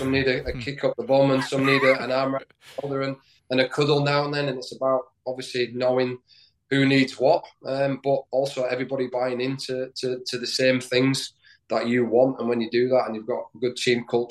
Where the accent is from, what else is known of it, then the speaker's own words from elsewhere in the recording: Leeds, Yorkshire and the Humber, United Kingdom; moved away; also born or lived in Sheffield; I grew up in Leeds I, as a kid, you know, following Leeds United